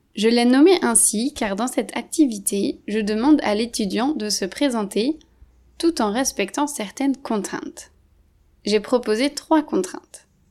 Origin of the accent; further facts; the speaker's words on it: France; moved away; Je suis française d'origine